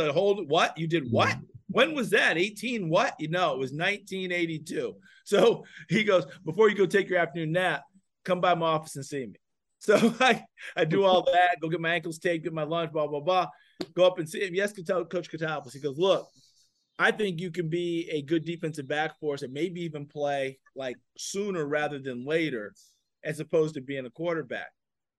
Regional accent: New Paltz, New York, United States; accent: New York; from New Paltz, New York. He heard me talk with my New York accent.

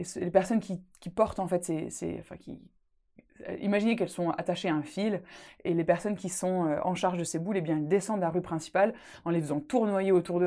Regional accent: Alsace, Grand Est, France; accent: Alsatian; moved away as an adult; now in Scotland; dans ma région natale, l'Alsace

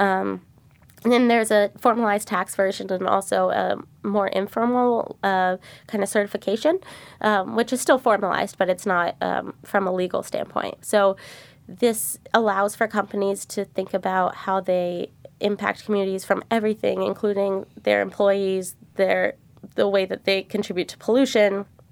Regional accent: Arlington, Virginia, United States; moved away as an adult; now in San Francisco, United States; I grew up in Arlington, Virginia, um, went to public high school.

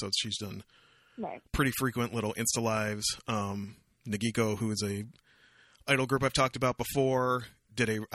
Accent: Canada; I'm Canadian

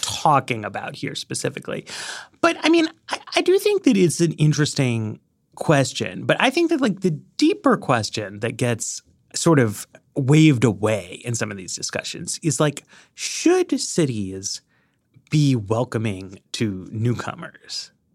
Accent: New York, United States; moved away as an adult; now in Washington, D.C., United States; I grew up in New York

